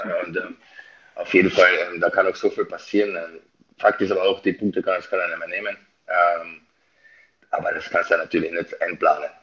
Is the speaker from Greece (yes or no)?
no; Austria; now in Bad Nauheim, Germany; ich bin Österreicher